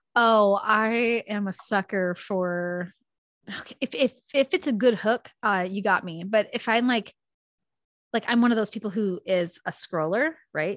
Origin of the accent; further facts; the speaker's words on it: Spokane, Washington, United States; now in North Idaho, United States; I was born and raised in Spokane, Washington.